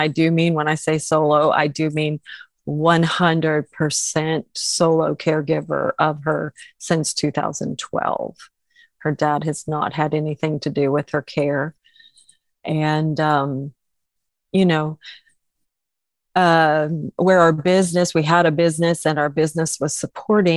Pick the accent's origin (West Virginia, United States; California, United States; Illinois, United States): Illinois, United States; moved away as an adult; now in Oklahoma, United States; I'm originally from Illinois, came to Oklahoma to go to ORU. And that was in 1987.